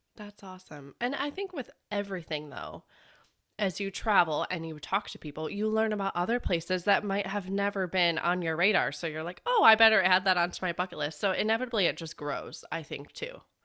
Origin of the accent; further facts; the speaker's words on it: Chicago, Illinois, United States; I'm from Chicago